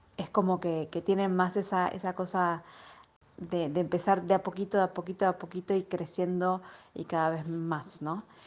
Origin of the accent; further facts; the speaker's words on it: Argentina; moved away; cuando venís de una cultura como la Argentina